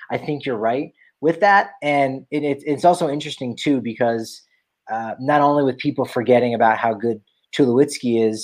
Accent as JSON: {"language": "English", "region": "Minnesota", "country": "United States", "said": "that was a guy I really clung to a little bit because I'm from Minnesota and I really rooted for him."}